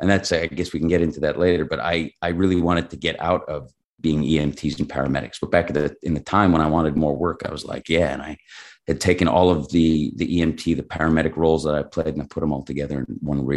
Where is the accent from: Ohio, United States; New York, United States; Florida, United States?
New York, United States; Long Island; moved away as an adult; now in Los Angeles, United States; I feel like I started in New York. I'm from Long Island.